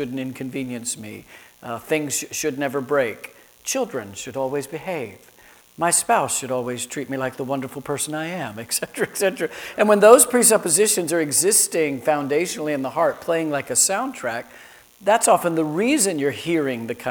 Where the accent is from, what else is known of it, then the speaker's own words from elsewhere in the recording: Florida, United States; also born or lived in Chicago; growing up in Florida